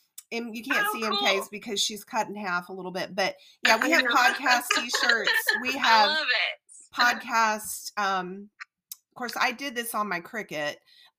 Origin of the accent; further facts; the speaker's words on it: New Orleans, Louisiana, United States; now in Georgia, United States; I'm actually from New Orleans. I grew up in South Louisiana.